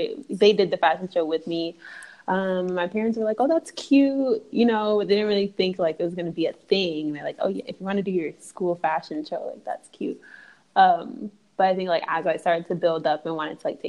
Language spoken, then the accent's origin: English; Detroit, Michigan, United States; I'm from Michigan.